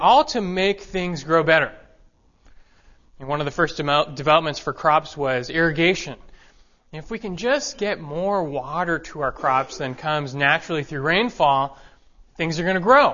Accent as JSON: {"language": "English", "town": "Los Angeles", "region": "California", "country": "United States", "tie": "born or raised there", "moved": "yes", "said": "I was raised in Los Angeles"}